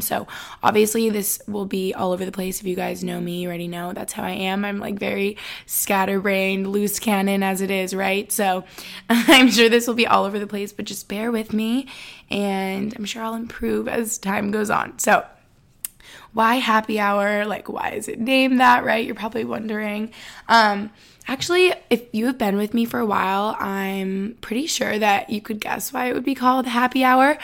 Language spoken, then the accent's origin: English; Albany, New York, United States; moved away as an adult; also born or lived in East Village, New York City; now in Boston, United States; I am from Albany, New York, just upstate New York